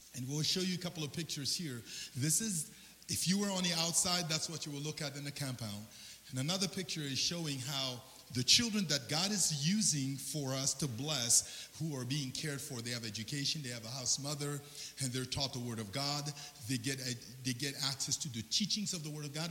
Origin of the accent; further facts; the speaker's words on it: Central African Republic; moved away; I'm originally from the Central African Republic